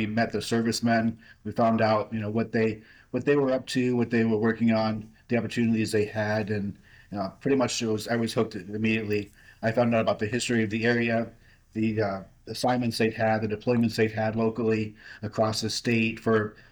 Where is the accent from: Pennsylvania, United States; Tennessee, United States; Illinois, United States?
Pennsylvania, United States; moved away as an adult; also born or lived in upstate New York / Arizona / Virginia; I grew up mostly in Pennsylvania